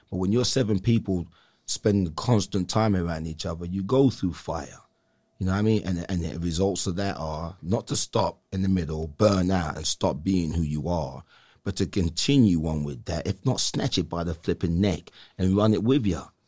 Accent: England, United Kingdom; now in Salinas, United States; coming up in England

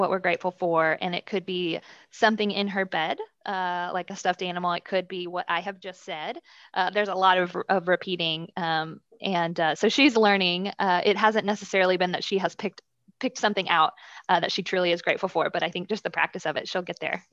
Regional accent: Dallas, Texas, United States; Born and raised in Dallas, uh, under great Christian parents.

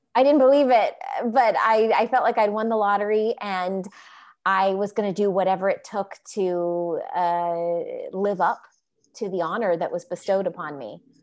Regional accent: Orlando, Florida, United States; moved away as an adult; also born or lived in Los Angeles; growing up in Orlando, Florida

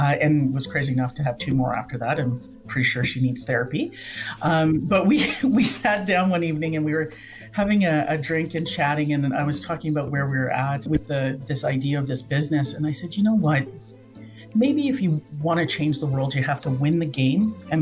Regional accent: Alberta, Canada; born or raised there; also born or lived in Come By Chance, Newfoundland

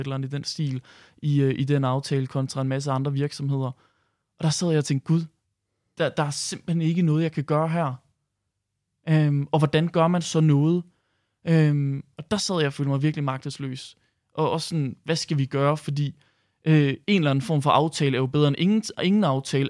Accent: Herning, Central Denmark Region, Denmark; nu kommer jeg selv fra Herning

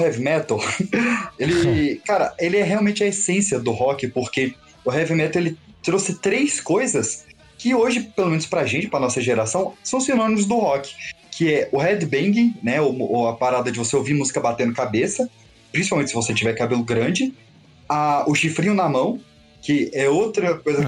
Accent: Brasília, Federal District, Brazil; moved away

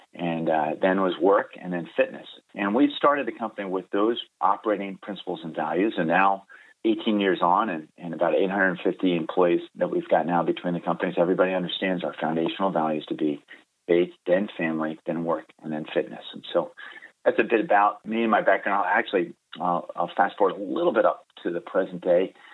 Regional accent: Baltimore, Maryland, United States; moved away as an adult; also born or lived in Delaware / North Carolina; now in California, United States; I grew up in Baltimore, Maryland.

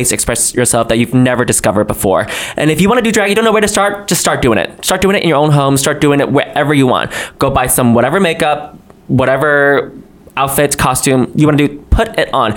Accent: New York, United States; also born or lived in China; I was born in China. I moved here to the United States and grew up in New York when I was seven until I'm still here

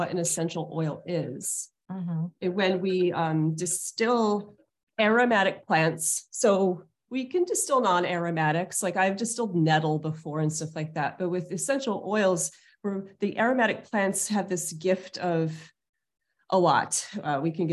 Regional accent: Hudson Valley, New York, United States; I grew up in the Hudson Valley of New York State

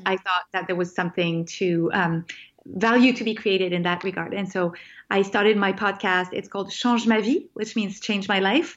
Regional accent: France; moved away as an adult; also born or lived in California; I grew up in France

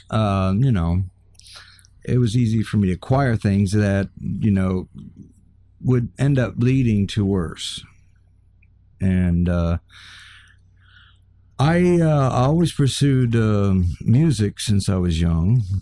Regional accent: Kenya; also born or lived in Tanzania; oh, well, I was born and raised in the middle of Africa.

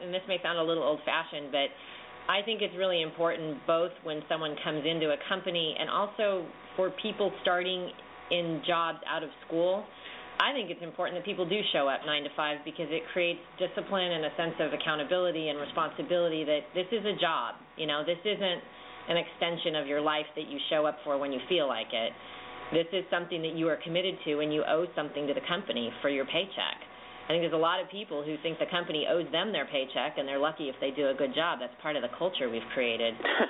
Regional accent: California, United States; Now, we're from California, so we probably have a slightly slanted view.

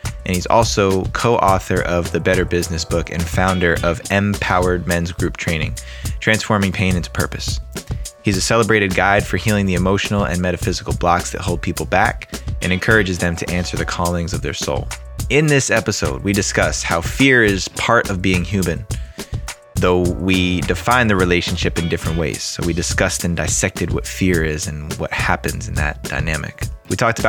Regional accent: New Jersey, United States; now in California, United States; I'm from New Jersey originally, right outside New York City

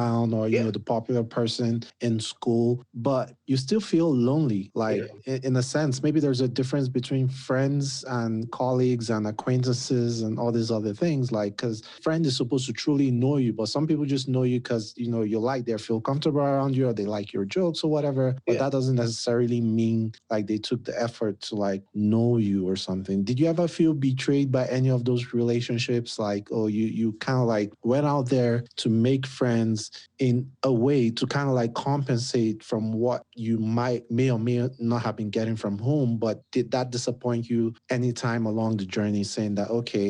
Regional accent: Nigeria; I'm Nigerian

